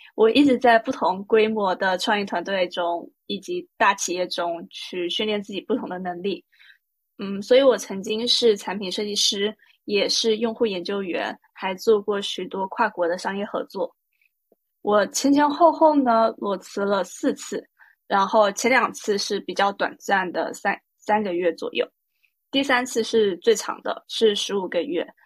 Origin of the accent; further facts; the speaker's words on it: Taipei, Taiwan; moved away as an adult; also born or lived in Shanghai, China / Hong Kong; now in Shenzhen, China; 来自台北跟上海 就我是在上海出生，然后到台北接受台湾的义务教育。后面我去香港念大学，自从在二零一六年，就是我完成了大学学业以后，我就一直在深圳工作